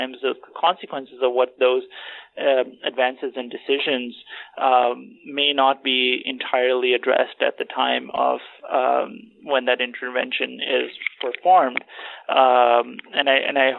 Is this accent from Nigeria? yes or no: no; Pakistan; moved away; I'm originally from Pakistan